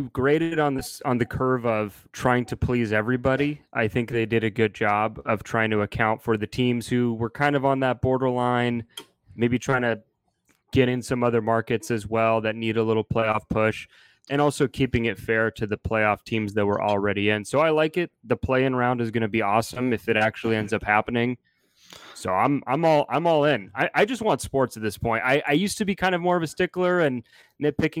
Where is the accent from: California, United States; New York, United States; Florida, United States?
California, United States; also born or lived in Montreal, Canada; I'm originally from Montreal and grew up in California, moved out here when I was a young kid